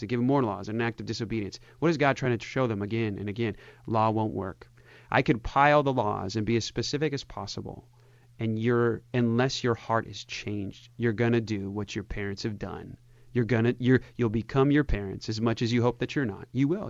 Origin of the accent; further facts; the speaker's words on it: United States; I'm of German and Swedish descent, and, uh, and I'm American